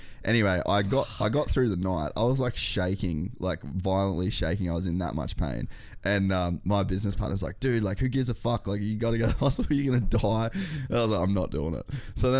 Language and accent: English; Cairns, Queensland, Australia; now in United States; I'd never even seen snow until I moved to America. {S2} Wow. {S1} I grew up in Cairns.